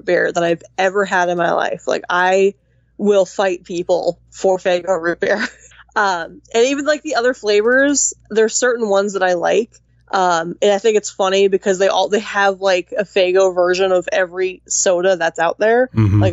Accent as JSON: {"language": "English", "region": "West Coast", "country": "United States", "moved": "yes", "said": "I'm from the West Coast"}